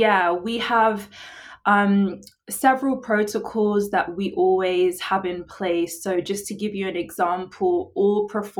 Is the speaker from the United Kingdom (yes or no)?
yes; England, United Kingdom; now in United States; They find out I'm from England and their response is always like, why are you here?